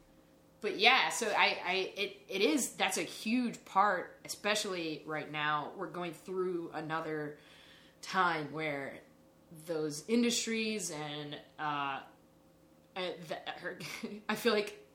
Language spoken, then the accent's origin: English; Lancaster, South Carolina, United States; moved away; Lancaster, South Carolina was cited as the most vulnerable town in America. Literally, the town that I grew up